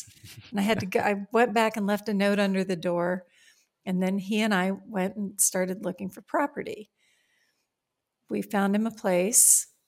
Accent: Virginia, United States; also born or lived in Appalachia, Virginia; I was born in Appalachia, Virginia, in the coal mining region of Virginia. My parents, who were among the first in their families to be educated, got out of there as fast as they could. And we moved to the Shenandoah Valley of Virginia

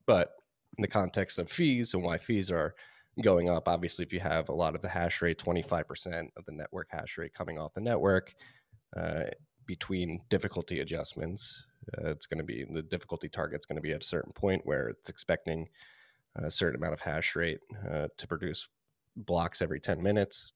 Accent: Philadelphia, Pennsylvania, United States; moved away; also born or lived in New York / South Carolina / Austin, Texas; having been born and raised in Philadelphia.

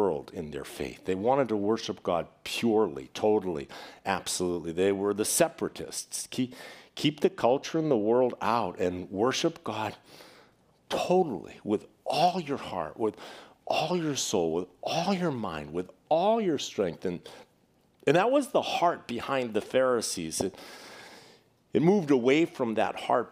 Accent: Boston, Massachusetts, United States; when I was growing up in Boston

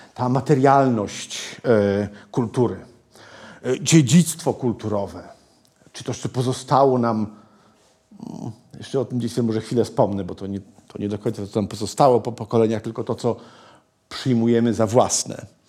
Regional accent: Malbork, Pomeranian Voivodeship, Poland; ja się urodziłem w Malborku

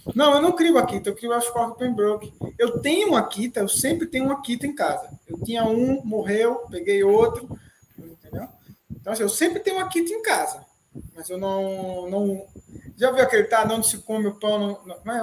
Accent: Recife, Pernambuco, Brazil; also born or lived in Serra Talhada; eu sou de Pernambuco, né, Recife

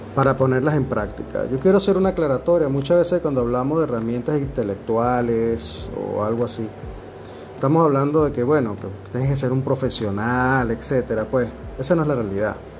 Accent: Venezuela; now in Dominican Republic; Me encuentro en la República Dominicana, soy un venezolano aquí hace un tiempo ya

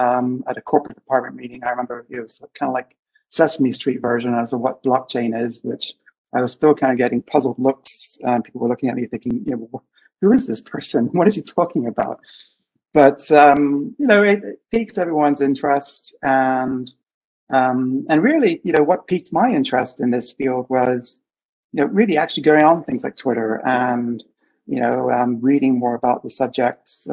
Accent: Bermuda; I'm actually from Bermuda

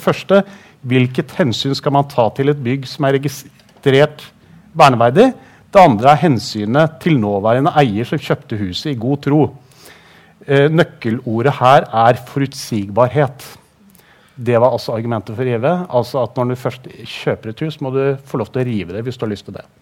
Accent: Tønsberg, Vestfold, Norway; now in Drammen, Norway; jeg er jo ikke drammenser, så det kan jeg ikke skryte på meg. Jeg kom fra Tønsberg

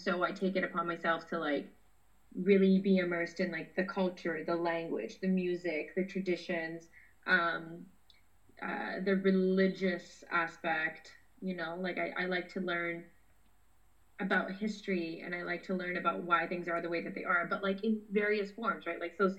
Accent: Canada; that's why I've come to this conclusion that I'm Punjabi Canadian.

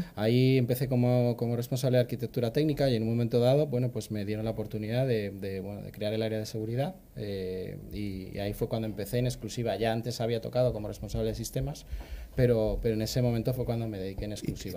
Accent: Madrid, Community of Madrid, Spain; also born or lived in Pergamino, Argentina; por mi acento notaréis que, bueno, soy de Chamartín

